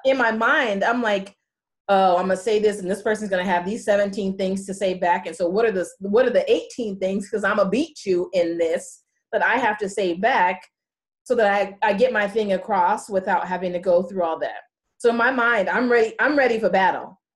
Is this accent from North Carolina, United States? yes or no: no; California, United States; I'm from California.